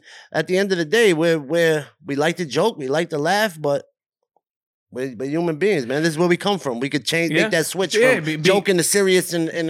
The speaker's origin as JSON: {"language": "English", "town": "Brooklyn", "region": "New York", "country": "United States", "tie": "born or raised there", "said": "Growing up in Brooklyn"}